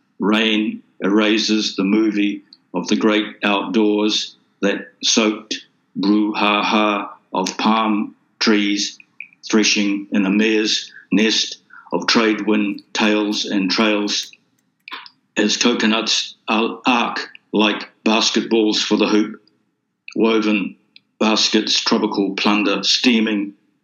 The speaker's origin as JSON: {"language": "English", "country": "Fiji", "tie": "born or raised there", "said": "it's about growing up in Fiji, mm-hmm. and looking back at that and at the changes that were taking place."}